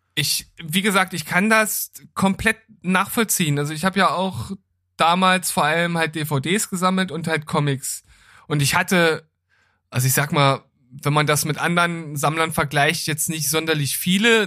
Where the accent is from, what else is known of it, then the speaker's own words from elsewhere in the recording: Gifhorn, Lower Saxony, Germany; in meiner Heimatstadt in Gifhorn